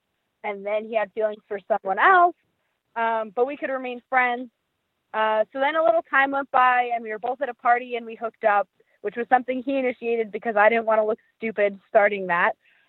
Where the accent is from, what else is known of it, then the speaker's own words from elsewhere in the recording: New York, United States; I'm originally from New York.